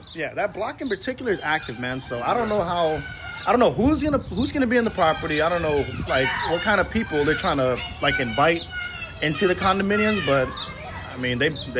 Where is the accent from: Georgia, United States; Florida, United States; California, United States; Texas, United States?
California, United States; Long Beach; also born or lived in Thailand / Seattle; I think when I was like 4, we moved to Long Beach because my dad's side of the family's out here.